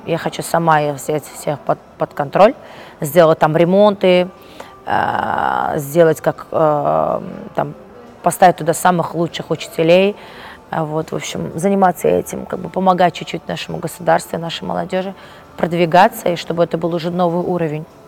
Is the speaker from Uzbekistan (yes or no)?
yes; Uzbekistan; moved away; also born or lived in London; я настолько скучала по своей стране